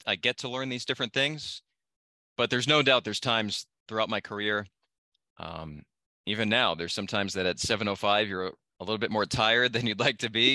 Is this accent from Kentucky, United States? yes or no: no; Massachusetts, United States; moved away as an adult; also born or lived in New Hampshire / Vermont / Idaho; now in El Paso, United States; I was born in New Hampshire, grew up in Massachusetts, went to college in Vermont